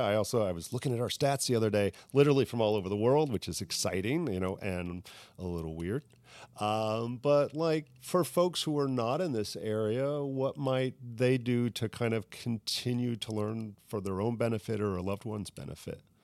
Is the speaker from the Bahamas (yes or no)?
yes; Bahamas; now in Saint Petersburg, United States; my heritage growing up in the Bahamas